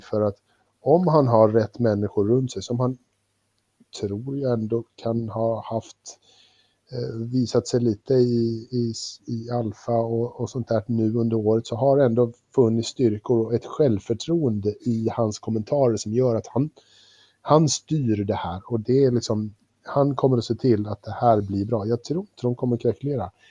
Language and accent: Swedish; Sweden